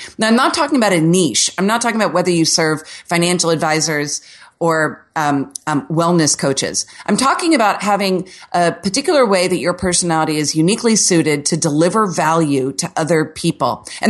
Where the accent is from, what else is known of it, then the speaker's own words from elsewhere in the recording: Orlando, Florida, United States; See, I'm from Orlando where the city was basically settled by Walt Disney in the season 70s. So here, everything is like a square Florida home.